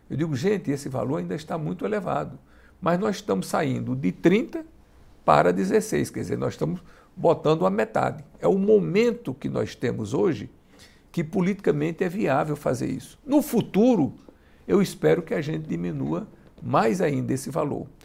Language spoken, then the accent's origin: Portuguese; Piauí, Brazil; eu sou do Piauí.